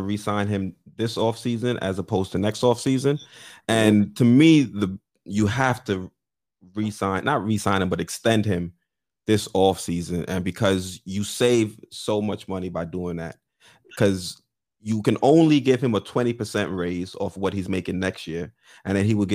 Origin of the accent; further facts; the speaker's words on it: New York, United States; as a New Yorker